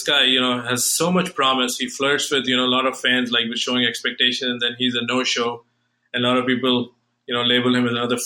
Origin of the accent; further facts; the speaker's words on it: New Delhi, Delhi, India; moved away; I'm from New Delhi